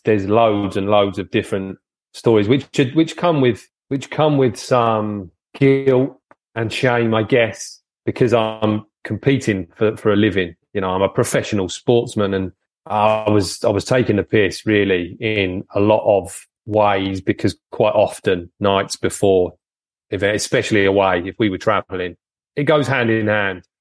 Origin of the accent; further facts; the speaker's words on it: Folkestone, South East England, United Kingdom; I'm always been Folkestone based, so nearly in France